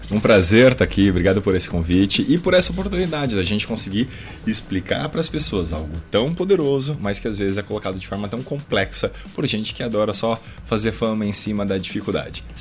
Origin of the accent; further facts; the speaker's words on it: Guarulhos, São Paulo, Brazil; Eu sou de São Paulo, né, nascido na verdade na cidade de Guarulhos, mas a minha mãe é descendente de japoneses, daí